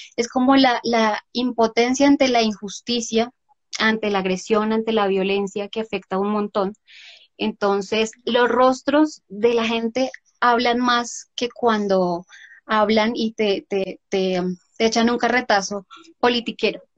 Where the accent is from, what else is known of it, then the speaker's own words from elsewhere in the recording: Bogotá, Colombia; yo soy eh, Rola, no tan Rola como tú, pero eh, bueno, yo nací aquí y me encanta Bogotá